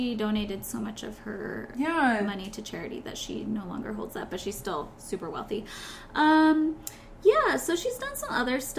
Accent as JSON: {"language": "English", "country": "United States", "said": "as an American kid"}